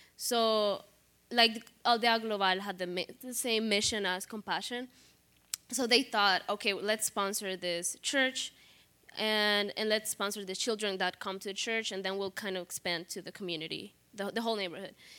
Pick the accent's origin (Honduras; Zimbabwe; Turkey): Honduras; moved away as an adult; now in Chicago, United States; I grew up in Honduras. I moved here just a year and a half ago.